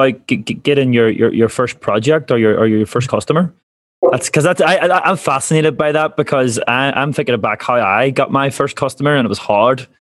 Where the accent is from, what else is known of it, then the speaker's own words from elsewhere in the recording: Northern Ireland, United Kingdom; now in Australia; me being Irish, but also being born in the north, so you can also claim Britishness as well.